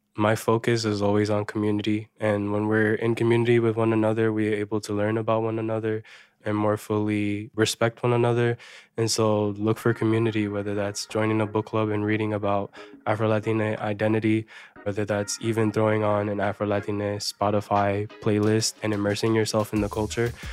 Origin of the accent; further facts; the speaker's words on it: New York City, New York, United States; I grew up in New York City